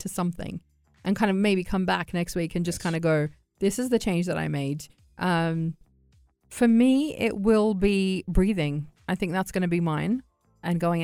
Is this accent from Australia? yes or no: yes; Australia; I'm from Australia